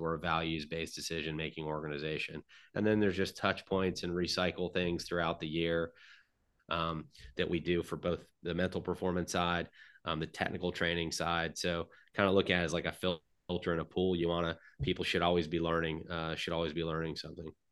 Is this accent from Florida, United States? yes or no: yes; Middleburg, Florida, United States; I'm from Middleburg, Florida. It's a small town outside of Jacksonville